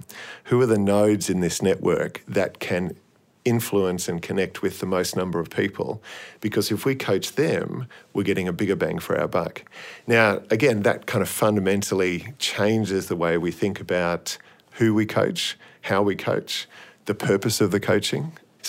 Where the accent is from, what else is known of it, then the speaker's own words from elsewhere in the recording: Australia; they knew I was from Australia, and I said I was attending the Sydney Uni Masters.